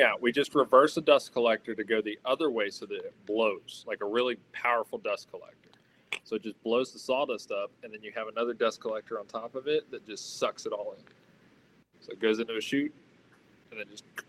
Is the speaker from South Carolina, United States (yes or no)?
no; Atlanta, Georgia, United States; also born or lived in North Carolina / Upstate New York; now in Batavia, New York, United States; I'm originally from the Atlanta area